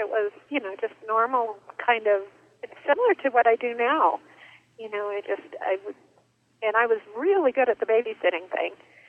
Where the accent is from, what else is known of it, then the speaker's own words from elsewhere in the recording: Arizona, United States; Well, I grew up in Arizona, but here and there, cause my dad is an architect